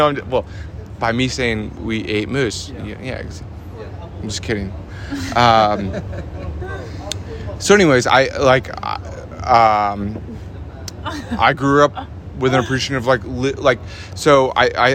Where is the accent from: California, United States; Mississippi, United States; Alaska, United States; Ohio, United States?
Alaska, United States; Homer; also born or lived in Anchorage, Alaska; I grew up in Homer, Alaska, which is a small 5,000-person fishing village in Alaska. I was born in Anchorage, Alaska